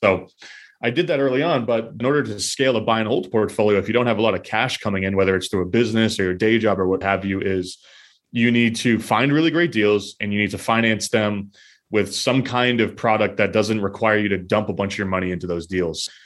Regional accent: New Hampshire, United States; now in Boston, United States; I grew up in New Hampshire and I'm currently live in Boston

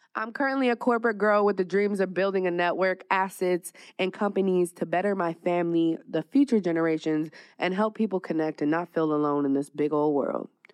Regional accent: California wine country, United States; also born or lived in Dallas, Texas / Las Vegas, Nevada; now in Phoenix, United States; I'm originally from Cali, little wine country, like an hour away from the Bay

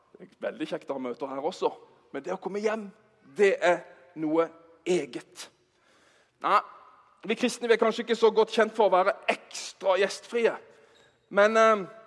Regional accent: Bergen, Vestland, Norway; Vi er fra Bergen

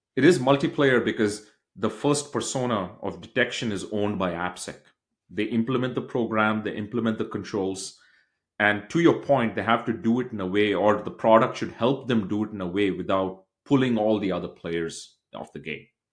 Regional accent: Bangalore, Karnataka, India; moved away as an adult; now in United States; I grew up in a state in India called as Bangalore, which is south of India

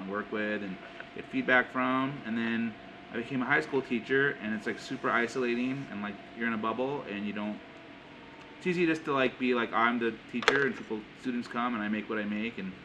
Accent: Southern California, United States; growing up in Southern California

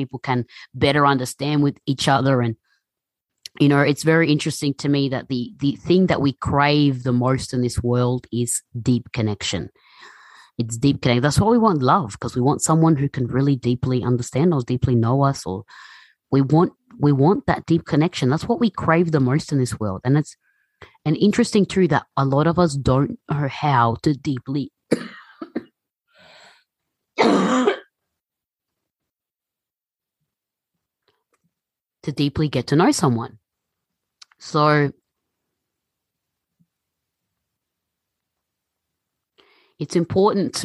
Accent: Melbourne, Victoria, Australia; growing up in Melbourne, you know, it's very multicultural, very international

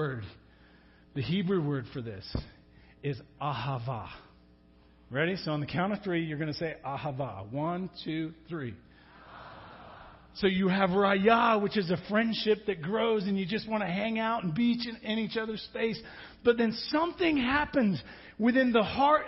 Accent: England, United Kingdom; moved away; I'm from England

